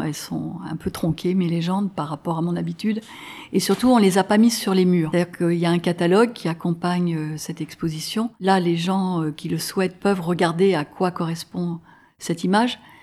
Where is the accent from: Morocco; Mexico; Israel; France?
France; Grenoble, Auvergne-Rhône-Alpes; moved away as an adult; also born or lived in Paris, France / United States; Je suis de Grenoble